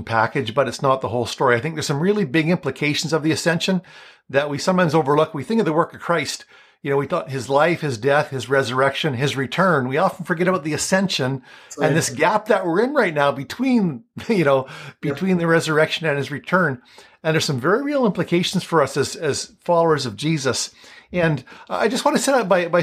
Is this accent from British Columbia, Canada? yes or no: no; Flin Flon, Manitoba, Canada; I'm from Flin Flon.